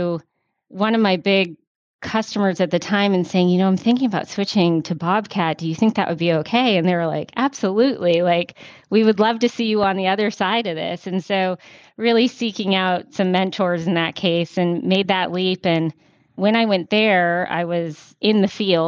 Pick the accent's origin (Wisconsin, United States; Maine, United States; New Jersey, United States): Maine, United States; moved away as an adult; also born or lived in Florida; now in Atlanta, United States; I grew up in Maine, a little far away from Atlanta, where home is now.